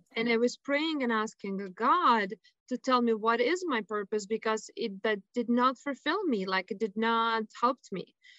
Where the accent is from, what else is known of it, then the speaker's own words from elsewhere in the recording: Lithuania; moved away; I was born and raised in Lithuania